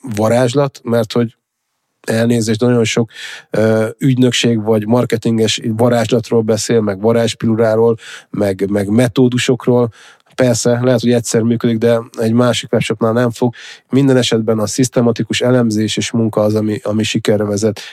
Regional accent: Hungary; vidéki gyerek vagyok

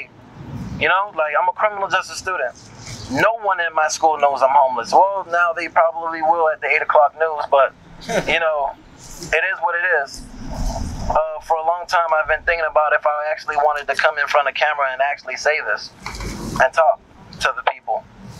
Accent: Miami, Florida, United States; moved away as an adult; now in Los Angeles, United States; I'm from Miami, Florida. I came out here for school and music.

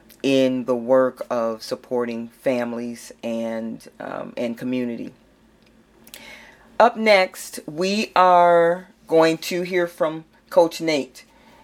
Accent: St. Paul, Minnesota, United States; Growing up in St. Paul, Minnesota, I didn't know much about jails, prisons, and people on probation.

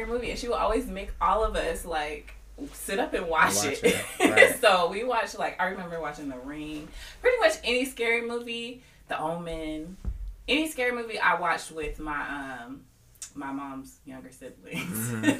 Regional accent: Michigan, United States; I grew up in Michigan.

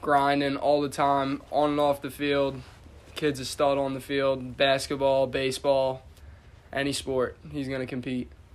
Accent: Middle Township, New Jersey, United States; I grew up here in Middle Township. Went to high school all four years at Middle Township

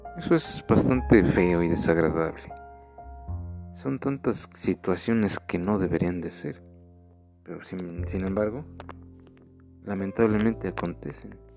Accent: Mexico; nosotros como mexicanos

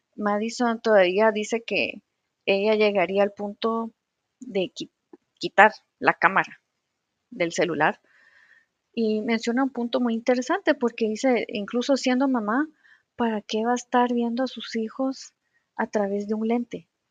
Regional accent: Guatemala; como les decimos aquí en Guatemala

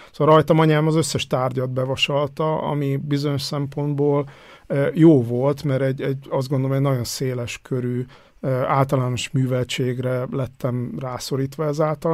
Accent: Hungary; moved away as an adult; now in Vienna, Austria; én falun nőttem föl, vagy legalábbis az évem, életem első tíz évét falun töltöttem

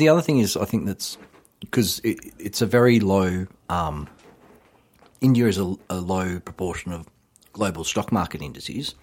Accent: Australia

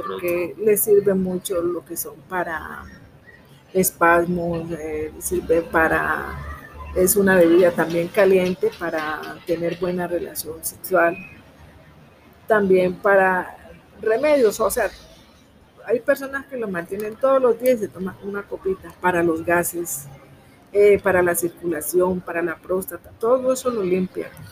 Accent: Timbiquí, Cauca, Colombia; soy del municipio de Timbiqui, Cauca, Costa Pacífica Sur.

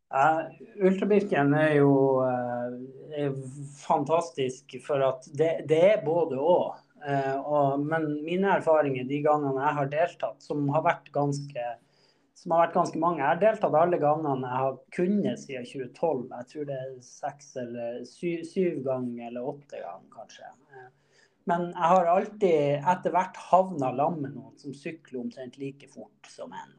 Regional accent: Båtsfjord, Finnmark, Norway; now in Trondheim, Norway; jeg kommer fra Båtsfjord i, i Øst-Finnmark

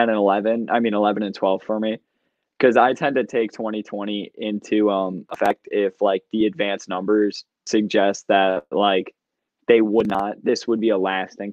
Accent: Brighton, New York, United States; Rochester. Brighton.

